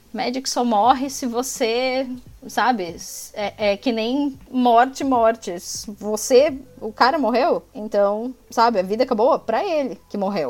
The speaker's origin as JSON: {"language": "Portuguese", "town": "Brasília", "region": "Federal District", "country": "Brazil", "tie": "born or raised there", "moved": "yes", "lives_now": "Florianópolis, Brazil", "said": "apesar de ser natural de Brasília, eu vivo em Florianópolis há uma parte da minha vida"}